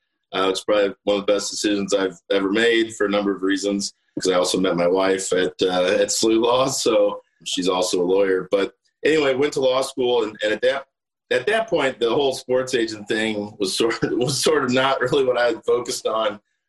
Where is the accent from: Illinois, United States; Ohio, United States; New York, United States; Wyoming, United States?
Illinois, United States; Belleville; moved away as an adult; now in St. Louis, United States; I grew up in Belleville, Illinois, across the river.